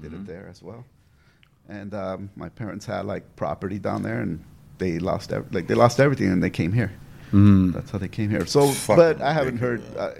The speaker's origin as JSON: {"language": "English", "town": "Los Angeles", "region": "California", "country": "United States", "also_born_or_lived": "El Salvador (ancestry)", "said": "From L.A., then we moved to East L.A."}